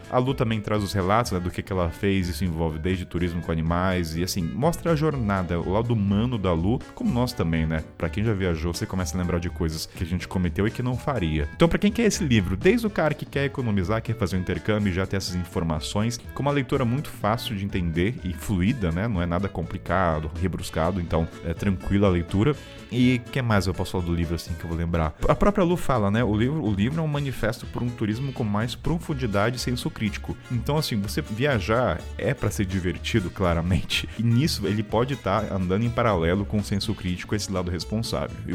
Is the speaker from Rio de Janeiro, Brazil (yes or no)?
yes; Rio de Janeiro, Brazil; Ah, sou sou do Rio de Janeiro.